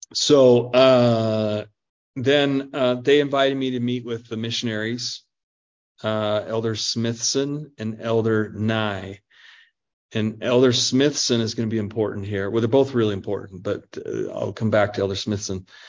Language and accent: English; Albuquerque, New Mexico, United States; also born or lived in Pocatello, Idaho; my mom then uh, got some uh, employment down in Albuquerque, New Mexico. So I end up moving uh, down there